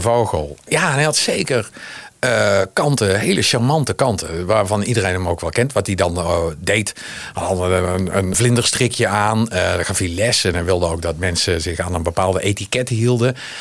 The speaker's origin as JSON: {"language": "Dutch", "town": "Zundert", "region": "North Brabant", "country": "Netherlands", "tie": "born or raised there", "accent": "regional", "moved": "yes", "said": "Ik zelf kom ook uit, de, eh, zoals je kunt horen aan mijn stem, uit de regio. Uit een regio."}